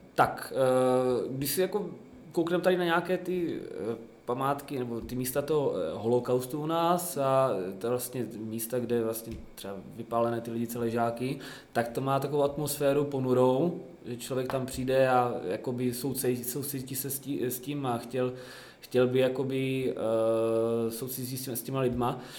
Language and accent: Czech; Zlín, Zlín Region, Czechia; jsem ze Zlína, tak tady ve Zlíně trénu